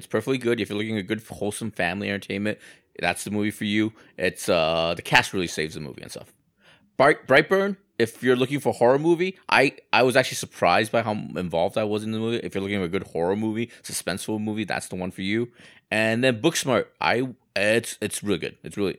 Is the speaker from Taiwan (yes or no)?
yes; Taiwan; Yeah, I was born in Taiwan.